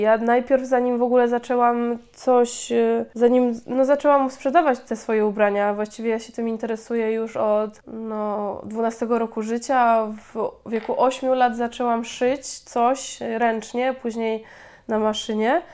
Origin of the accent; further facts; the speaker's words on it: Chrzanów, Lesser Poland, Poland; now in Łódź, Poland; pochodzę z małej miejscowości, z Chrzanowa w Małopolsce